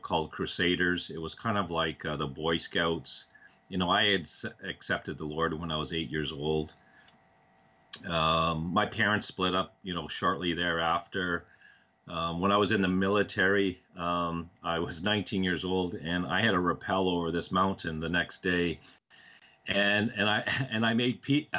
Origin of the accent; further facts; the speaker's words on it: Canada; moved away as an adult; also born or lived in New York City; I had a friend of mine that I grew up with in Canada